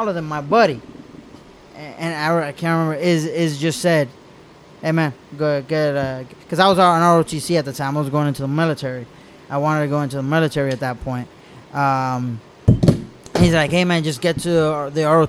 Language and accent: English; Miami, Florida, United States; moved away as an adult; also born or lived in Cuba; now in Pearland, United States; I was born in Cuba, but Miami raised me. So I might live here, but I'm all Miami